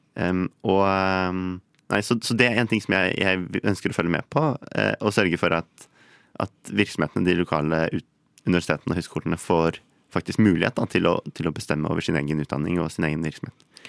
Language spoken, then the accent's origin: Norwegian; Ski, Akershus, Norway; moved away as an adult; now in Bergen, Norway; Jeg kommer opprinnelig fra Ski her på Østlandet